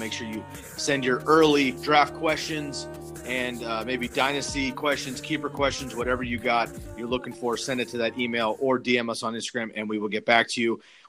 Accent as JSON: {"language": "English", "region": "California", "country": "United States", "tie": "born or raised there", "lives_now": "Oregon, United States", "said": "Growing up in the Bay Area, of course, a Warriors fan"}